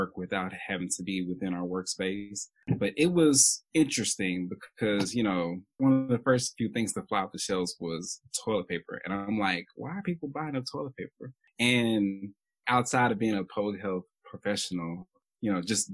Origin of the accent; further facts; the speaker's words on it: Chattanooga, Tennessee, United States; originally from Chattanooga, Tennessee